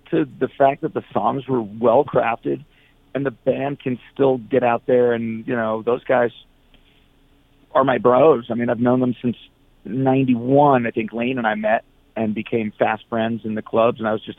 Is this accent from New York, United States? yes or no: yes; New York, United States; also born or lived in New Jersey; I was born in New York and raised in New York and New Jersey. So I spent my time between the city and the suburbs